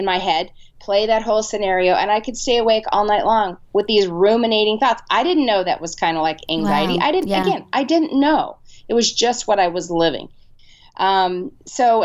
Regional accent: San Diego, California, United States; I grew up in San Diego, California, and my dad was pastor of small churches

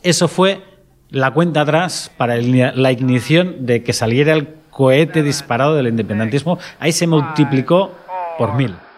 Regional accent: Catalonia, Spain; Exclusivamente catalán

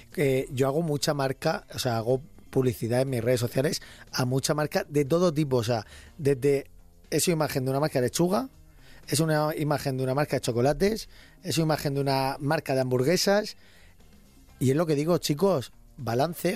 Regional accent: Region of Murcia, Spain; Soy de Murcia

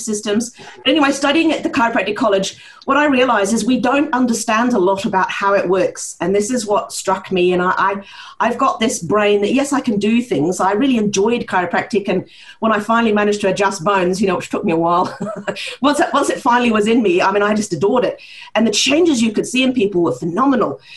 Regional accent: Norway; accent: partly New Zealander and partly Norwegian; grew up in a um, Norwegian household with a New Zealand mother. So this is where my strange accent comes from, uh, part, partly New Zealander and partly Norwegian.

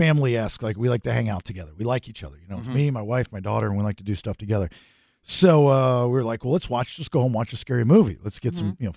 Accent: Maryland, United States; now in Sacramento, United States; we're all originally from Maryland, sort of.

